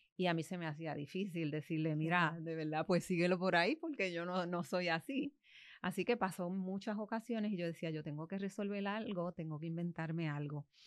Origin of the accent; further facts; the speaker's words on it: Bayamón, Puerto Rico; also born or lived in Hatillo; now in Manatí, Puerto Rico; Yo soy natural de Bayamón, ah. vivo en Manatí y trabajo en Atillo